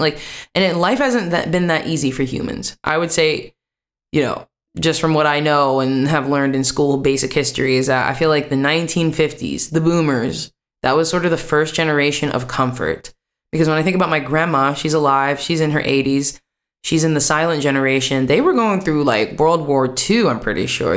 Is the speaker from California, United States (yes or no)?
no; West Virginia, United States; moved away as an adult; also born or lived in New York City, United States / Washington, D.C., United States; now in Amsterdam, Netherlands; I lived in West Virginia still the majority of my life